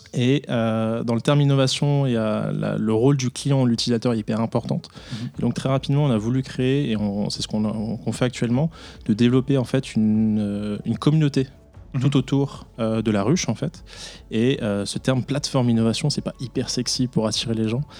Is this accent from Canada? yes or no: no; France; moved away as an adult; now in Switzerland; je suis français